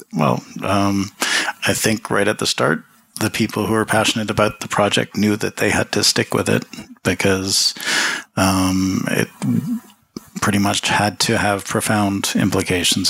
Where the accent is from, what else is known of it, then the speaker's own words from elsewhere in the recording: Toronto, Ontario, Canada; moved away; also born or lived in Jamaica / Switzerland / New York; I grew up in Toronto.